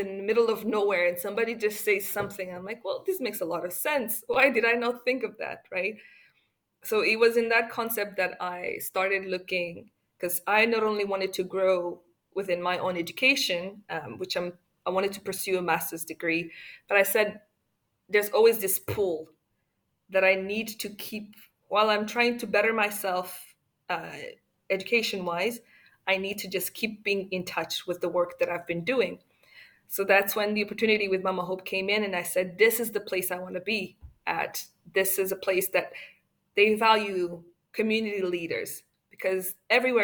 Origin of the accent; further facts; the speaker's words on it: Rwanda; as a Rwandan